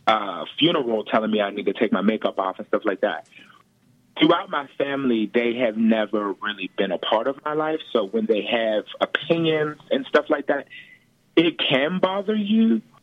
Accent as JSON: {"language": "English", "town": "Pittsburgh", "region": "Pennsylvania", "country": "United States", "tie": "born or raised there", "also_born_or_lived": "Baldwin, Pennsylvania", "said": "I grew up in the Hill District"}